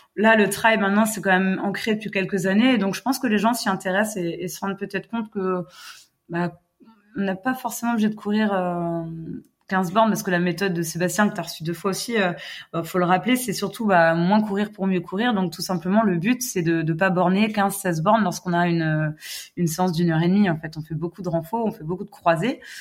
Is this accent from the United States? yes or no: yes; United States; now in Lamballe, France; je suis américaine, j'habite près de Lamballe, donc euh, dans le 22.